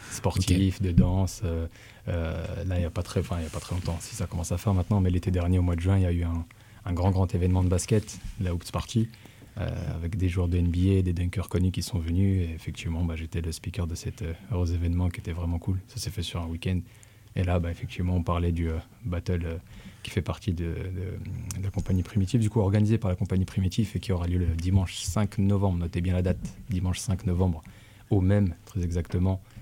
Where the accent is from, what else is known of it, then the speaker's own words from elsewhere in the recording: Dijon, Bourgogne-Franche-Comté, France; now in Rennes, France; Je suis arrivé à Rennes en 2009, très exactement. Mais je suis originaire de Dijon, de l'autre côté